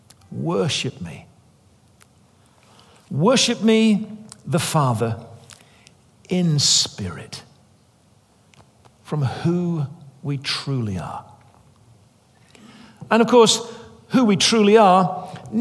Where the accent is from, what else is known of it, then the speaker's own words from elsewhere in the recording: England, United Kingdom; I was raised as an Englishman